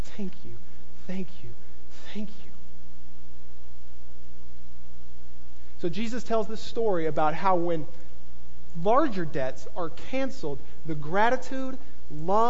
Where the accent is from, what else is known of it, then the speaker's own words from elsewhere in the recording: the Bible Belt, United States; I grew up in the Bible Belt.